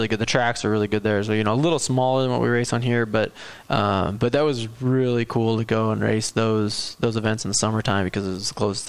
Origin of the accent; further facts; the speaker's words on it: Illinois, United States; I'm from the Midwest, so, we got, a big yard and a barn and a track and everything in the backyard